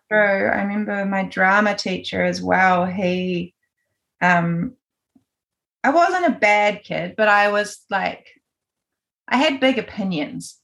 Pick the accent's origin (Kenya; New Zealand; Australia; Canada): New Zealand; Gisborne; I was born in Gisborne on the east coast, and I grew up here. I lived here until I was 17.